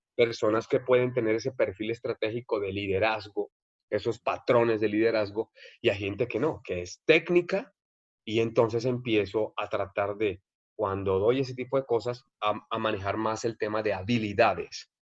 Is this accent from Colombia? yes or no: yes; Barranquilla, Atlántico, Colombia; moved away as an adult; now in Mexico; de Barranquilla.